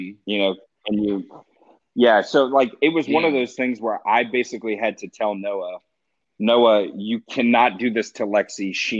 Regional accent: the South, United States; We're both Southerners.

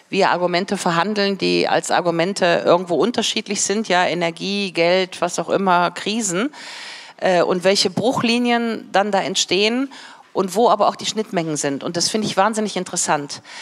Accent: Berlin, Germany; Ähm, ich komme ja aus Berlin.

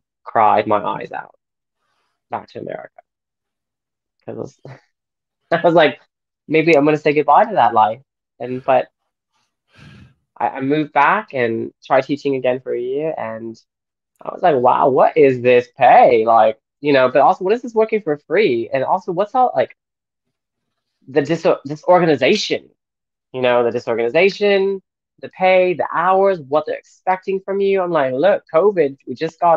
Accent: Austin, Texas, United States; moved away as an adult; also born or lived in London; I grew up in Austin, Texas, but I moved away after college to London

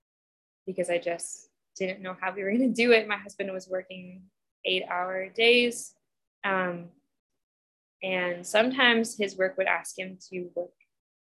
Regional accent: United States; I'm from Washington, so I'm all pale and I have blue eyes

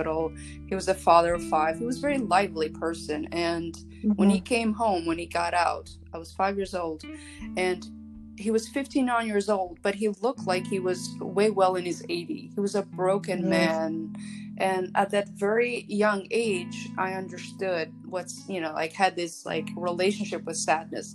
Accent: Shkodër, Shkodër County, Albania; now in United States; I was born in Albania, Shkodër, Albania, and I've been living in the United States since 1992

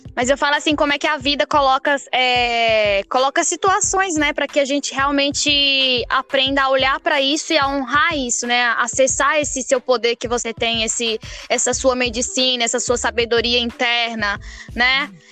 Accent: Tocantinópolis, Tocantins, Brazil; moved away; eu sou do interior do Tocantins, né? É, de Tocantinópolis, que fica bem no bico do papagaio do Tocantins

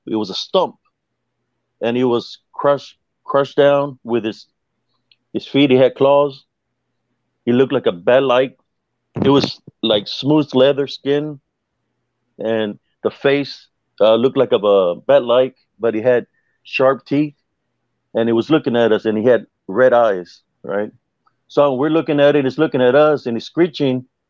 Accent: South Texas, United States; where I grew up in South Texas

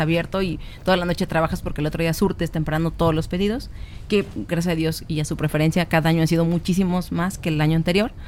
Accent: Minatitlán, Veracruz, Mexico; moved away; Yo soy de Minatitlán, Veracruz

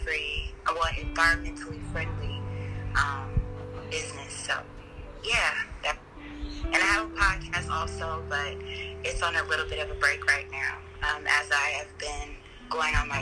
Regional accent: Fresno, California, United States; moved away; also born or lived in Sacramento, California; My formative years, I was raised in Fresno, California

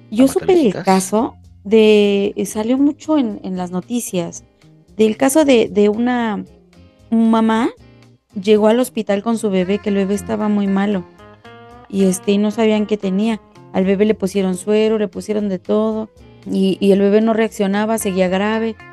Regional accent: Mexico; por muy que digan, somos mexicanos, estábamos acostumbrados, no se debe de hacer.

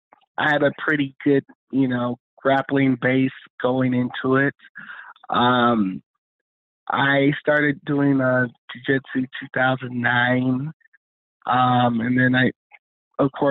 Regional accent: West Covina, California, United States; also born or lived in Los Angeles, California; I was raised in West Covina, California

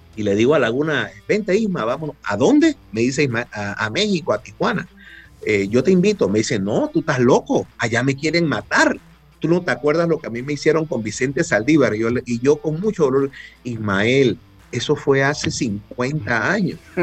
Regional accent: Panama; me identifiqué como panameño

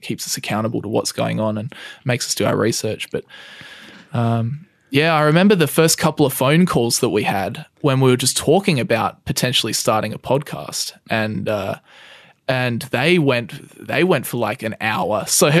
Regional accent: Australia; We're both Australian.

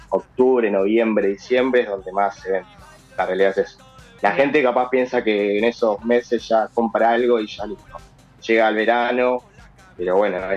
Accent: Carapachay, Buenos Aires Province, Argentina; Vicente López, Carapachay.

